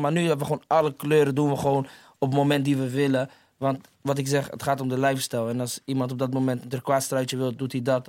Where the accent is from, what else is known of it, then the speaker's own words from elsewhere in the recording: Rotterdam, South Holland, Netherlands; We zijn daar opgegroeid